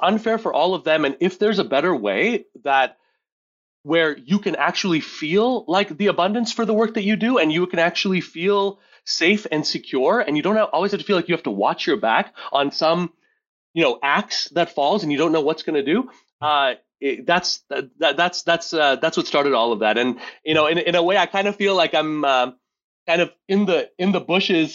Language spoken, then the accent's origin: English; Montreal, Quebec, Canada; now in Rochester, United States; I grew up in Montreal, Quebec. I live in Rochester, New York